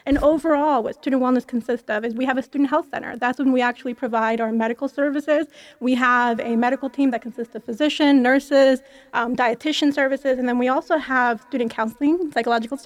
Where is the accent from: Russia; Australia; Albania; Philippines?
Albania; also born or lived in Philadelphia, United States; now in Las Vegas, United States; I'm actually from Southeastern Europe, Albania